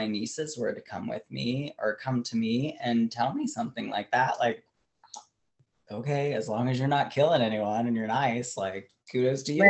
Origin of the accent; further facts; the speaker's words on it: Ohio, United States; growing up in Ohio